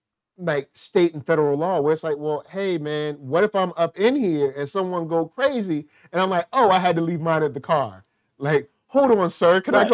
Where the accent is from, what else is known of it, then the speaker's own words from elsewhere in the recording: the South, United States; Since I'm from the South, I'm about to reference something.